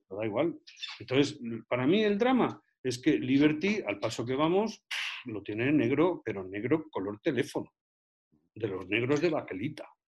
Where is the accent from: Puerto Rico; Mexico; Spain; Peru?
Spain; also born or lived in Madrid; los españoles